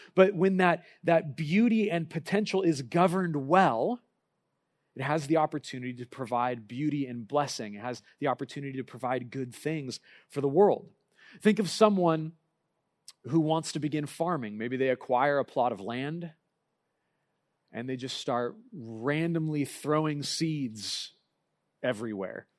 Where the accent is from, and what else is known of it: United States